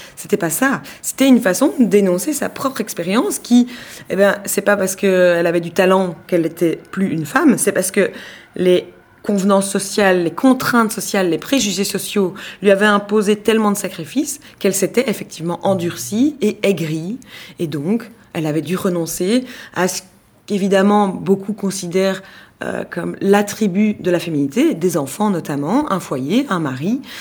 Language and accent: French; Belgium; en tant que Belge